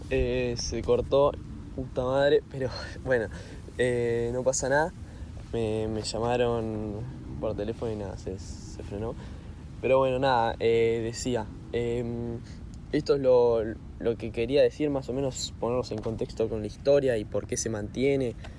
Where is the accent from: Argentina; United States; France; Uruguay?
Argentina; yo soy de Argentina